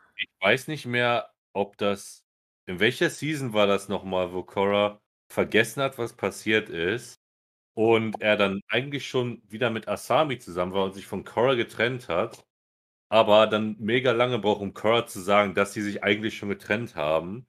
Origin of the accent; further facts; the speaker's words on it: Germany; Als Deutsche